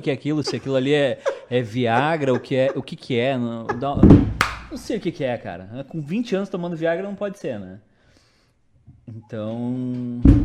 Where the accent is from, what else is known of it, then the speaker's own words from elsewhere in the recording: Brazil; a gente é brasileiro